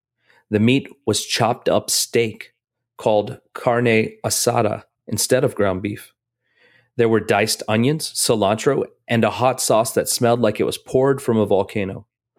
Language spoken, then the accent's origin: English; Rosemead, California, United States; I grew up in Rosemead, a suburb of Los Angeles, just outside of Pasadena.